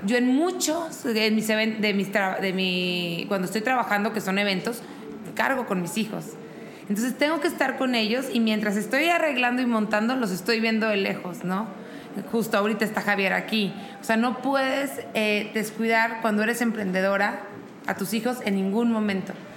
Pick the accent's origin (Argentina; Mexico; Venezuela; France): Mexico; Monterrey, Nuevo León; now in Querétaro, Mexico; soy de Monterrey, vivo en Querétaro